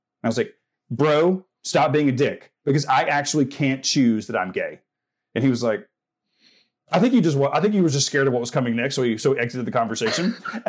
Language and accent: English; Southern United States, United States; I'm like, I'm from the South. I know what that means.